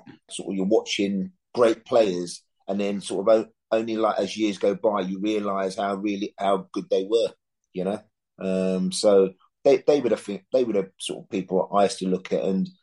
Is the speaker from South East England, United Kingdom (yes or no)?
no; London, United Kingdom; I come from London